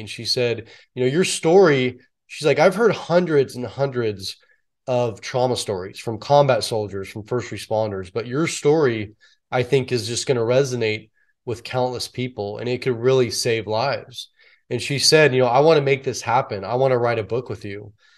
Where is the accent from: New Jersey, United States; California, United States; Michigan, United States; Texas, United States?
California, United States; San Francisco Bay Area; born or raised there